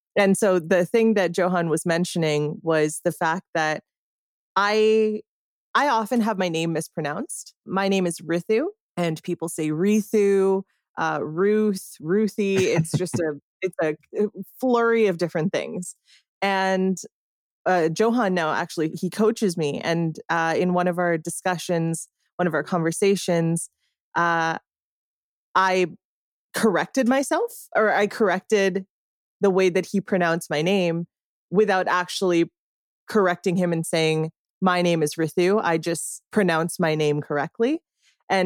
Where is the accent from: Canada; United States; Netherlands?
Canada; And so as a Canadian, I don't have much say. I just, you know, I exist outside of this sphere